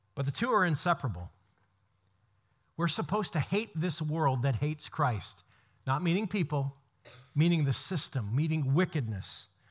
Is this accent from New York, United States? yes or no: no; Brewer, Maine, United States; I grew up in Joshua Chamberlain's house in Brewer